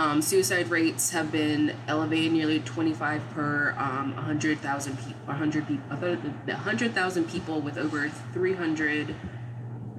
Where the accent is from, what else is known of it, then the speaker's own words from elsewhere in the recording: Maryland, United States; I'm from Maryland.